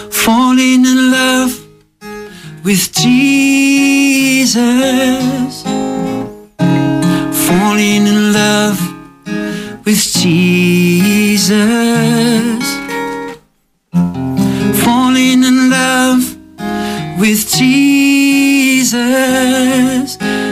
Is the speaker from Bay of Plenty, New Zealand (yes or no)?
yes; Rotorua, Bay of Plenty, New Zealand; accent: Kiwi; moved away as an adult; now in Australia; So I left Rotorua. I'm from a place in New Zealand. I don't know if you notice, I'm from New Zealand.